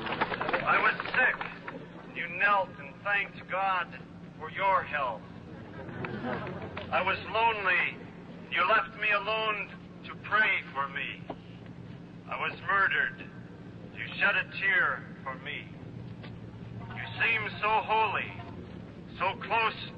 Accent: Minnesota, United States; I'm a Catholic priest from Minnesota

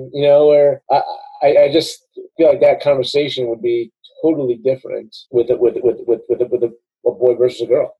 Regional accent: New York, United States; moved away; also born or lived in the South (US); growing up in New York as a kid

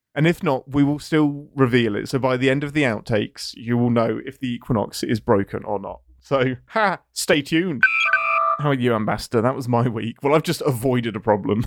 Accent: England, United Kingdom; I'm English.

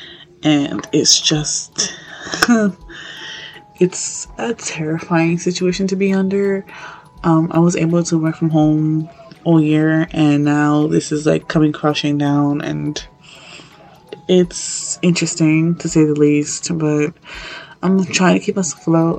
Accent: New York, United States; I'm from New York

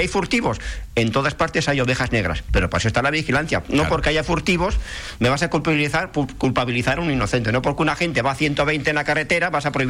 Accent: Spain; Y para un español, que todos somos españoles, pues es, me voy de vacaciones a Benidorm

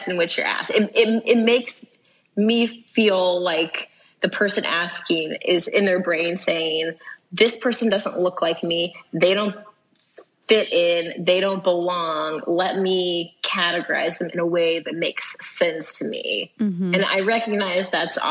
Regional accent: Kansas, United States; I'm from here. I'm from the U.S. I'm from Kansas

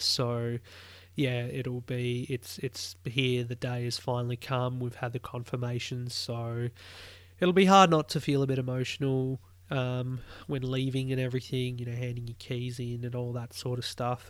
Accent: Australia; as an Aussie

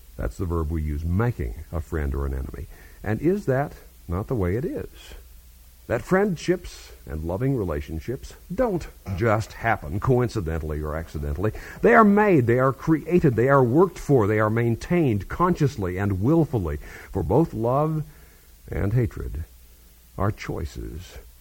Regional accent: Kansas, United States; my home state of Kansas

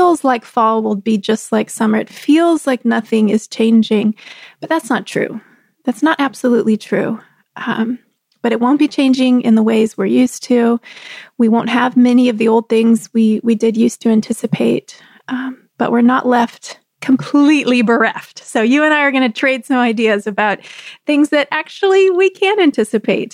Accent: Texas, United States; also born or lived in Southeast Pennsylvania; now in Pennsylvania, United States; I grew up in Texas

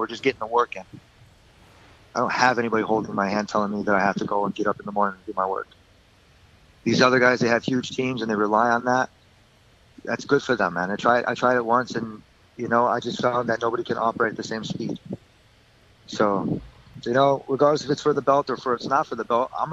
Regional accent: Michigan, United States; moved away; Growing up in Michigan, I was near the Great Lakes

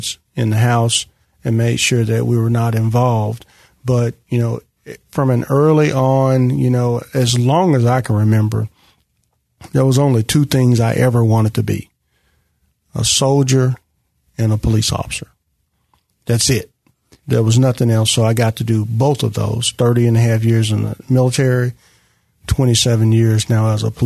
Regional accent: Memphis, Tennessee, United States; growing up in North Memphis

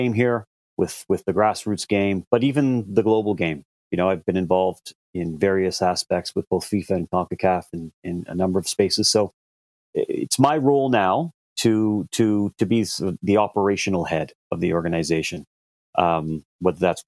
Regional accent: Canada; as a Canadian

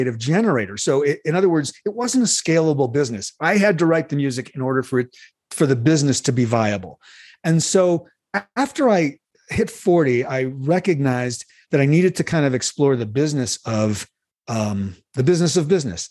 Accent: Chicago, Illinois, United States; I grew up in Chicago

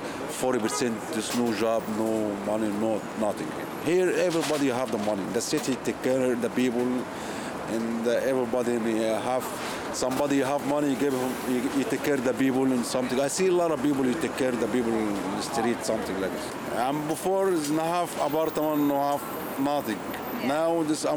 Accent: Egypt; English is a second language; moved away as an adult; now in United States; I'm from Egypt

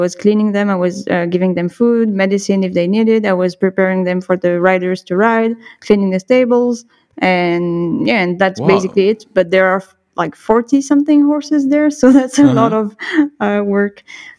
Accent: Bordeaux, Nouvelle-Aquitaine, France; also born or lived in Dax / Montpellier / Nice; I was born in Dax, which is like not too far from Biarritz. So on the southwest coast.

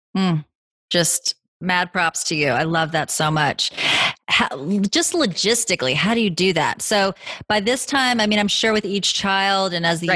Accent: the South, United States; now in Los Angeles, United States; I grew up in the South

